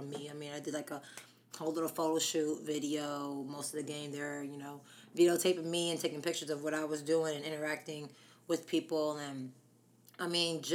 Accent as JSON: {"language": "English", "town": "Harrisburg", "region": "Pennsylvania", "country": "United States", "tie": "born or raised there", "also_born_or_lived": "La Mesa, California", "said": "I was born in La Mesa, California, till I was about 8. And then my remaining years was Harrisburg, Pennsylvania"}